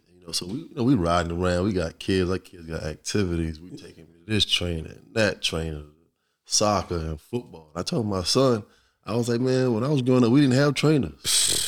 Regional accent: Virginia Beach, Virginia, United States; growing up in Virginia Beach

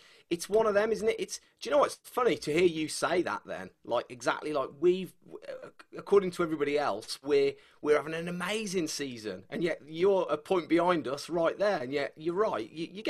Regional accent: Birmingham, West Midlands, United Kingdom; We're from North Birmingham

